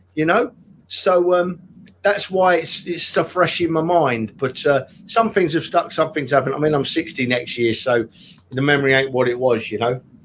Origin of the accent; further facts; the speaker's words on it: London, United Kingdom; I was born and raised in Tottenham